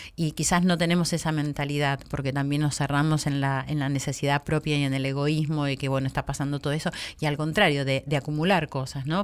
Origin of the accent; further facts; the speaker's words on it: Argentina; nos pasa a los argentinos